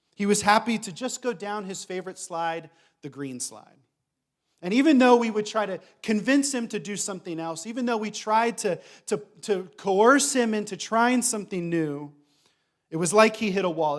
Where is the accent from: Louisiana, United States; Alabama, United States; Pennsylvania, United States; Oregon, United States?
Pennsylvania, United States; Reading; moved away as an adult; now in Thessaloniki, Greece; we grew up in Reading, Pennsylvania